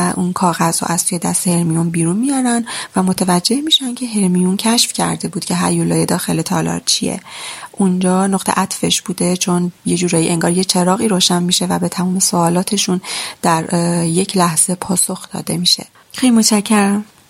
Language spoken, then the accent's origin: Persian; Gorgan, Golestan, Iran; 32 سالمه اهل گرگانم